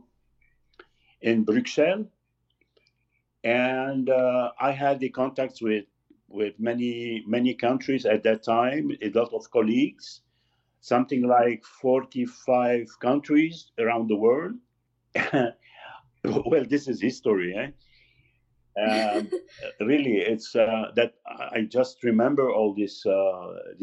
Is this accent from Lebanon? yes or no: yes; Lebanon; moved away as an adult; also born or lived in Beirut; now in Quebec, Canada; I am from Lebanon. I'm Lebanese.